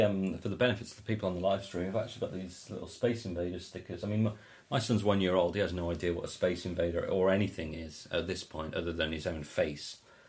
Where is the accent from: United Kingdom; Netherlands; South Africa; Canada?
United Kingdom; England; As an English person